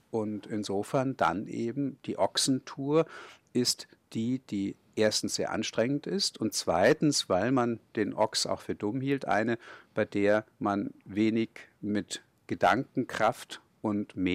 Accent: Kulmbach, Bavaria, Germany; ich bin ja in Kulmbach aufgewachsen

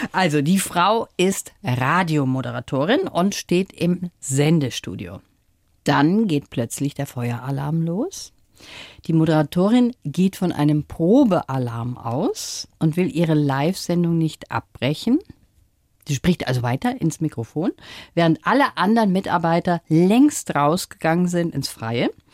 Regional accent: Ruhr area, North Rhine-Westphalia, Germany; ich bin im Ruhrgebiet auch groß geworden

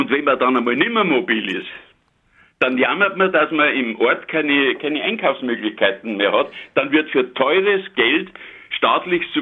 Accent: Munich, Bavaria, Germany; now in Niederbayern, Germany; und ich bin ja Münchner, aber wir wohnen seit 50 Jahren, haben wir eine Zweitwohnung hier in Niederbayern.

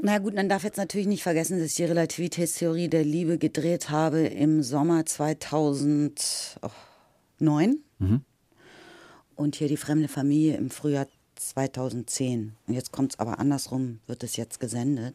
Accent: Lower Saxony, Germany; ich komme aus dem Norden, aus Niedersachsen

